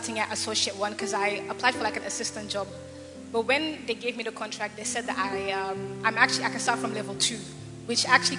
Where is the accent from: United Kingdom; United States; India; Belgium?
Belgium; also born or lived in Ghana; I'm from Belgium.